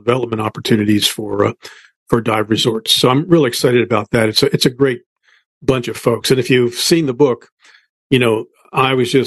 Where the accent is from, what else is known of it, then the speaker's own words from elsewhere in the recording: United States; I grew up on the Chesapeake Bay